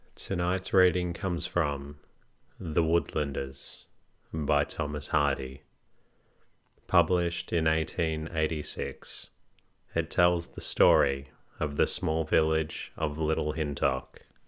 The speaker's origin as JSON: {"language": "English", "country": "Australia", "said": "I can confirm I am Australian, not British"}